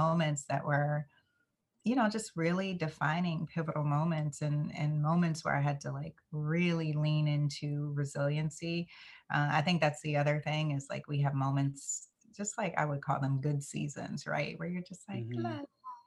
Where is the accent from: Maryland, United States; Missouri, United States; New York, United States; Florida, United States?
Florida, United States; West Palm Beach; I grew up in West Palm Beach, Florida